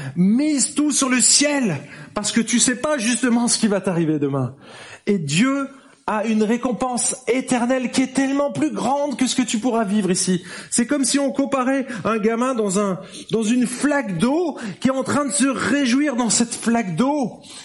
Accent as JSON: {"language": "French", "country": "France", "moved": "yes", "lives_now": "Geneva, Switzerland", "said": "on est français, je suis français, je parle pas anglais"}